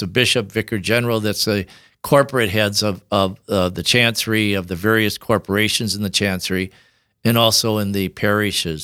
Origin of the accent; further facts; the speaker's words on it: Tabor, South Dakota, United States; also born or lived in Sioux Falls, South Dakota; I grew up in South Dakota, of course, near Yankton